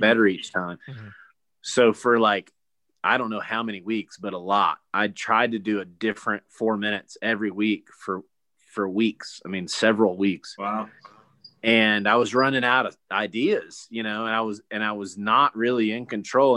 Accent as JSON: {"language": "English", "town": "Gastonia", "region": "North Carolina", "country": "United States", "tie": "born or raised there", "said": "I grew up in Gastonia until up my senior year of high school"}